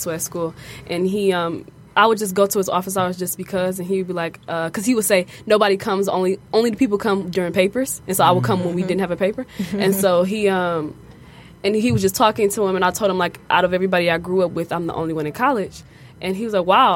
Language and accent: English; Detroit, Michigan, United States; I'm from Detroit